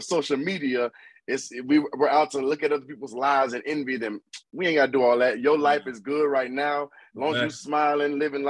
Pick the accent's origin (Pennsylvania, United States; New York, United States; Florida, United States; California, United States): Florida, United States; Miami; also born or lived in Boynton Beach, Florida; So I'm originally from Boynton Beach, Florida, but I moved to Miami when I was young. So I claim both. I claim both Boynton and Miami.